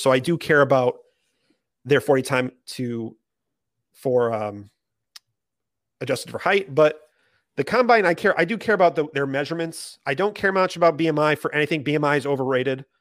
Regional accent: Maine, United States; I'm from Maine

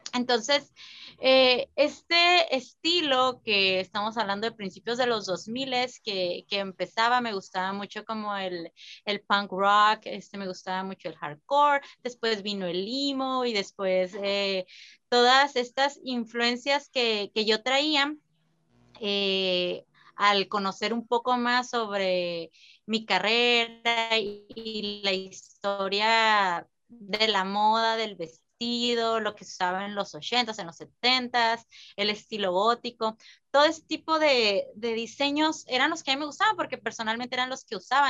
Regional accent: San Luis Río Colorado, Sonora, Mexico; yo soy de San Luis Colorado

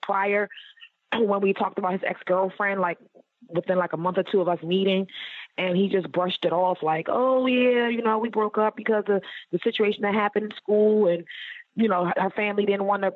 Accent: Baltimore, Maryland, United States; I'm originally from Baltimore, Maryland

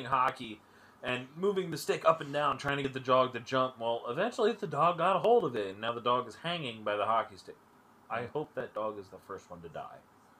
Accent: Marlton, New Jersey, United States; I grew up in Marlton does not mean I'm from white boy town.

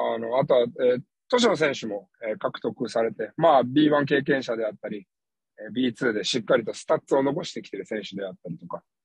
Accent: Hachioji, Tokyo, Japan; now in Okayama, Japan; 東京・八王子ビートレインズ。 うん。 私の地元

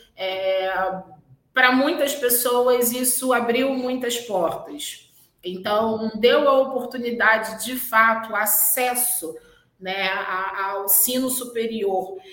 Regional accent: Rio de Janeiro, Brazil; eu venho da zona oeste do Rio, exatamente um bairro que é ali entre Realengo

